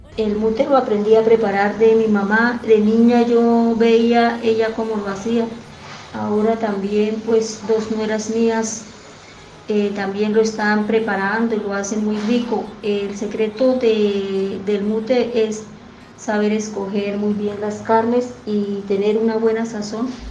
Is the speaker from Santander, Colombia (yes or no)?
yes; Santander, Colombia; nuestro departamento y como santandereanos que somos